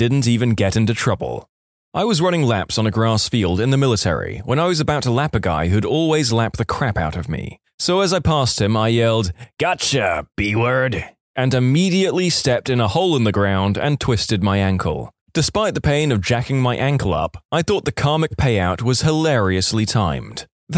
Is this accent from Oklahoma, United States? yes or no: no; San Diego, California, United States; I'm from San Diego, and during the summer, you have to claim bonfire pits on the beach really early in the morning if you want it for that night.